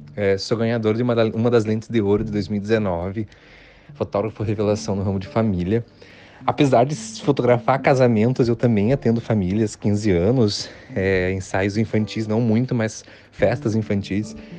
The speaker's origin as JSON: {"language": "Portuguese", "area": "near the Paraná border", "region": "interior of Santa Catarina", "country": "Brazil", "also_born_or_lived": "Florianópolis, Brazil", "moved": "as an adult", "lives_now": "Uruguay", "said": "Eu sou do, do, do interior de Santa Catarina, divisa com o Paraná"}